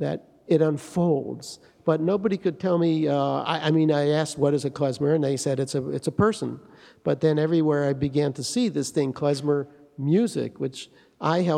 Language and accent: English; Detroit, Michigan, United States; I grew up in Detroit